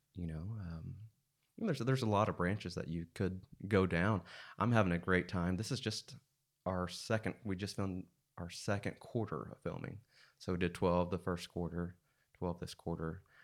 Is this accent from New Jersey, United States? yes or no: no; Siloam Springs, Arkansas, United States; also born or lived in Russellville, Arkansas / Joplin, Missouri / Fayetteville, Arkansas; I grew up in Silent Springs.